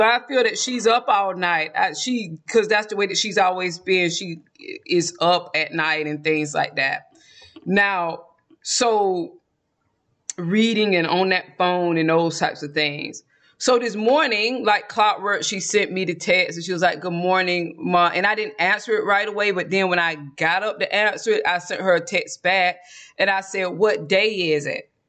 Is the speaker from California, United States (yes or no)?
no; South Georgia, United States; accent: Southern; moved away as an adult; now in Texas, United States; I'm from South Georgia